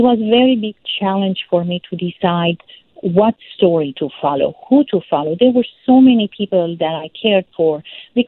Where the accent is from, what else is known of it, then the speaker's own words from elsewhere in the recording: Lebanon; also born or lived in Syria; I felt this tension growing up in Lebanon, especially during the Lebanese Civil War, through the politics. And I also felt it because I'm very close to both countries. My mom is Syrian. I was born in Syria